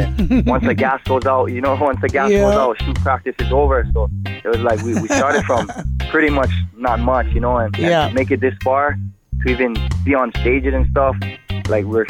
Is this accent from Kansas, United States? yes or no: no; Oahu, Hawaii, United States; moved away; also born or lived in Big Island, Hawaii; I was born on Oahu and raised here